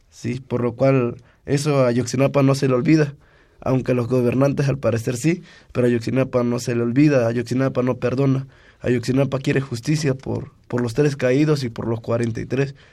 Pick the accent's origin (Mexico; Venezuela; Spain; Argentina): Mexico; Ometepec, Costa Chica, Guerrero; de, aquí, de, del, estado de Guerrero, de la Costa Chica.